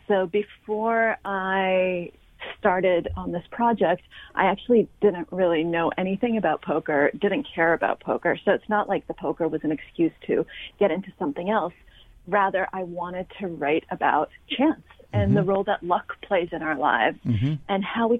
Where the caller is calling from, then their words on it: New York, United States; I'm coming in from New York, which you will probably be able to tell at some point during the conversation, because I'm assuming we'll hear some sirens at some point.